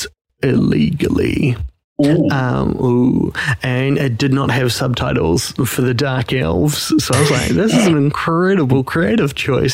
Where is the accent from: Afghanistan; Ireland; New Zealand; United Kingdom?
New Zealand; I'm a New Zealander. They know we are in Auckland, New Zealand